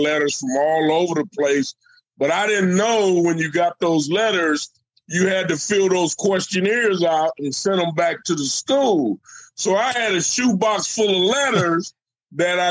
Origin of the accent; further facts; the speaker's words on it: Fresno, California, United States; it was in Fresno, my hometown